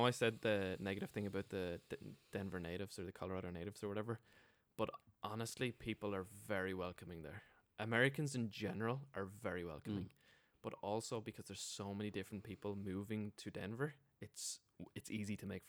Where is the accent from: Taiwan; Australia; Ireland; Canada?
Ireland; Wexford, Leinster; I'm from Wexford, you're from Limerick, all of 200 miles away from each other, and you're territorial about that, you know what I mean?